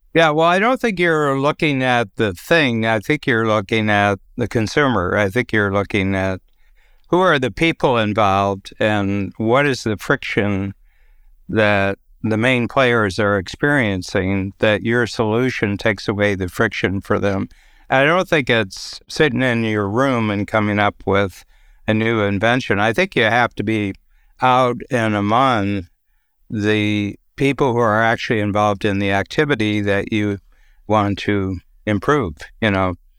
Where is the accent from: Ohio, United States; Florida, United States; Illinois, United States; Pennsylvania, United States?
Ohio, United States; Norwalk; now in Toronto, Canada; in my hometown in Ohio, Little Norwalk, Ohio